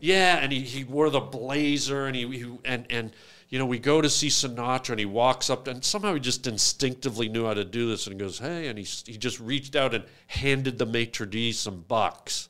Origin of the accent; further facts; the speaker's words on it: Canada; we're from Canada